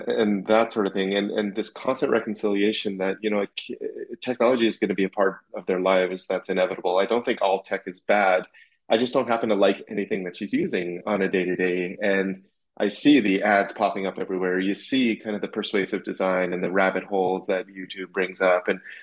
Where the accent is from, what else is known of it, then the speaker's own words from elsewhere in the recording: Saskatchewan, Canada; I grew up in Saskatchewan in Canada, middle of Canada